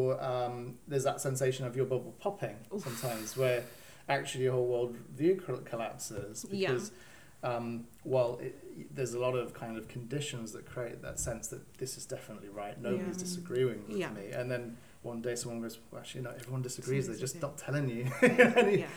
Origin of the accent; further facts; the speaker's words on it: United Kingdom; I'm British